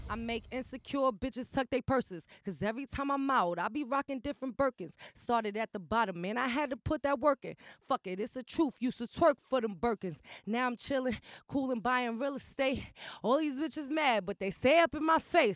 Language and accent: English; New York City, New York, United States; also born or lived in Kingsbridge, Bronx; I was raised in the projects or whatever. So Patterson is, like, my home